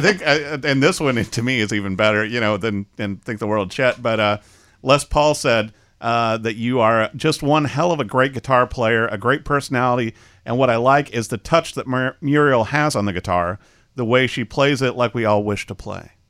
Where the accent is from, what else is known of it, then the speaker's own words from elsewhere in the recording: Peoria, Illinois, United States; I was raised in Peoria